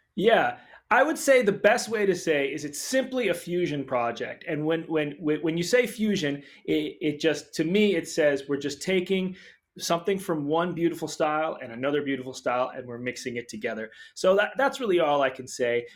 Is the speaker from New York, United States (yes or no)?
no; Brookline, Massachusetts, United States; I was just a suburban kid in Brookline, Massachusetts, outside of Boston